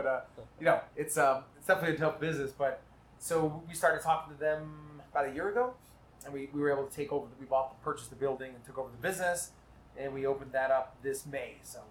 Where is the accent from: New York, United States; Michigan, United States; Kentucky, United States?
New York, United States; New York City; growing up in New York City, my grandfather had a bar in Brooklyn. It was called the Duck Inn.